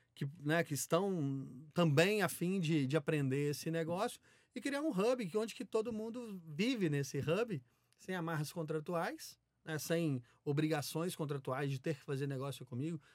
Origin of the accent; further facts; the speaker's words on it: Minas Gerais, Brazil; moved away; also born or lived in Belo Horizonte / São Paulo; Sou mineiro, né? Então, ah, comecei em BH